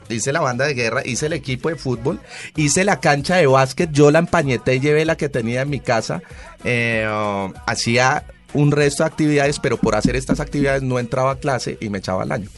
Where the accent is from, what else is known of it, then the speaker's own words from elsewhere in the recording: Colombia; nos debemos unir como país y como colombianos